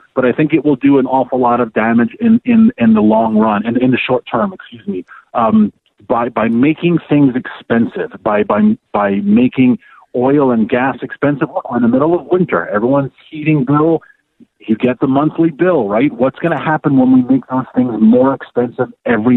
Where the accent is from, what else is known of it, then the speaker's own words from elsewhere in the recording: New York City, New York, United States; moved away; also born or lived in Washington, D.C.; I'm from Queens, and I lived 17 years in D.C. I am new to rural America